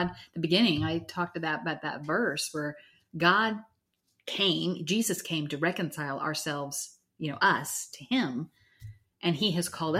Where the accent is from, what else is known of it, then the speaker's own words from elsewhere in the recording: the South, United States; Well, when my husband and I'm from the South and he's, when we got married, I said we were having barbecue